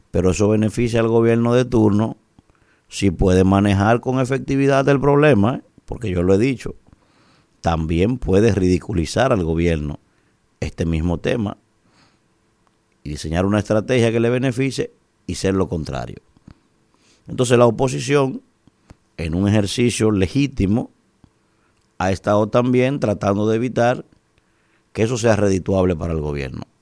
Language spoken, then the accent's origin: Spanish; Dominican Republic; cuando deberíamos estar todos los dominicanos al unísono, con una posición firme como dominicanos